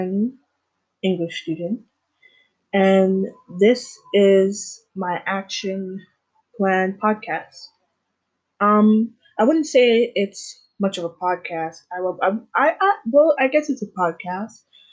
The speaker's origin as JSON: {"language": "English", "country": "Jamaica", "said": "I am Black, I'm Jamaican"}